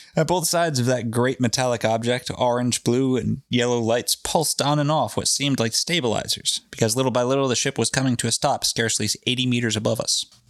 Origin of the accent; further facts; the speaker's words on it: New England, United States; we're from New England